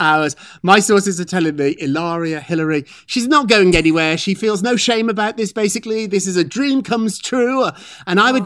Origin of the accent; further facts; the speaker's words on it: United Kingdom; now in United States; I'm British